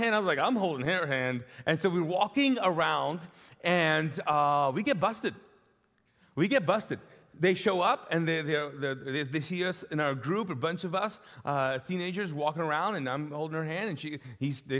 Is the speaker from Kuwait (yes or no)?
yes; Kuwait; also born or lived in Pakistan; now in Charlotte, United States; in the Middle East, I grew up in Kuwait